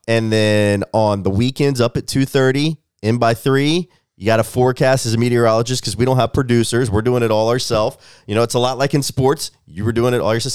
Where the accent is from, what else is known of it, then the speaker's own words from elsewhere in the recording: Memphis, Tennessee, United States; moved away as an adult; also born or lived in Missouri; now in Nashville, United States; I'm a Tennessee boy, as you said, growing up in Memphis